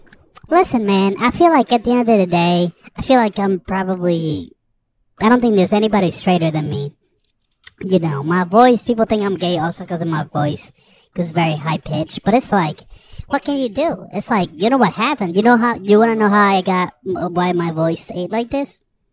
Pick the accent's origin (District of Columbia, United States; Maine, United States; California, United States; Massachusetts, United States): California, United States; San Francisco; I am from San Francisco, so, you know, it gets wild over there.